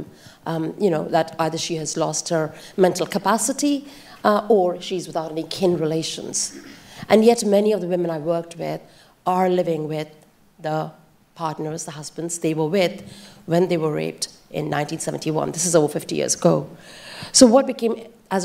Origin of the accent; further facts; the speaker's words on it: India; I grew up in India